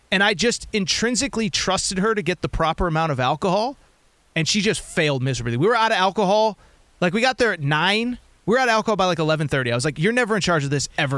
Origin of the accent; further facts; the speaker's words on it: Hartford, Connecticut, United States; I grew up in Connecticut